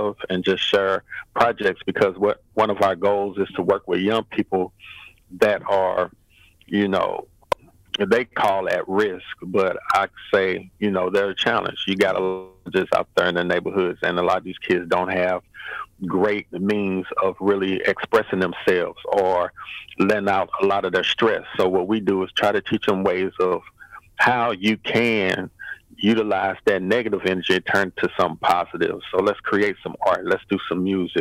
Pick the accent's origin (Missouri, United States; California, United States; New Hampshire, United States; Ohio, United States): Missouri, United States; St. Louis; I'm born and raised in St. Louis, Missouri, down in Jeff Vanderloo Apartments